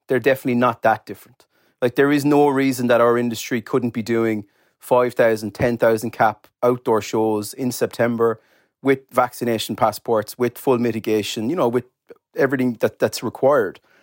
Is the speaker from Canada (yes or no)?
no; Cork, Munster, Ireland; I'm from Cork